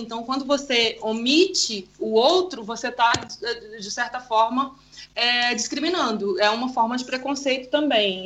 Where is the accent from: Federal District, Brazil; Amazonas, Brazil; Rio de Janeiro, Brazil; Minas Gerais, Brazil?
Amazonas, Brazil